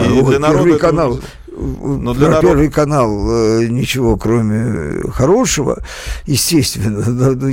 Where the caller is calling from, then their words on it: Stavropol, Stavropol Krai, Russia; а, из Ставрополя, той недели неделе звонил, да-да